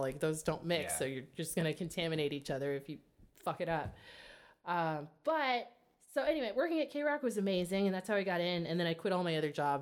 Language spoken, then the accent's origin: English; Kansas City, Missouri, United States; moved away as an adult; now in New York, United States; I'm from Kansas City